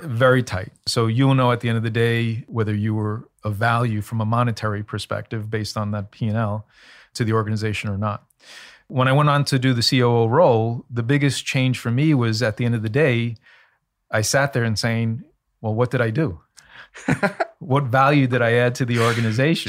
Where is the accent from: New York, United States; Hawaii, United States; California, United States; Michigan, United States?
New York, United States; New York City; also born or lived in Elmhurst, Queens / Bayside, Queens; when I was 10 or 11, we moved from Elmhurst in Queens in New York to Bayside in Queens, seven miles.